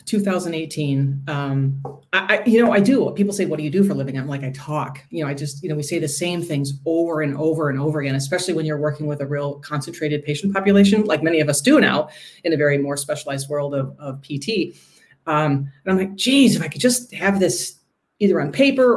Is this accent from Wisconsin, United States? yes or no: yes; Milwaukee, Wisconsin, United States; I hail from Milwaukee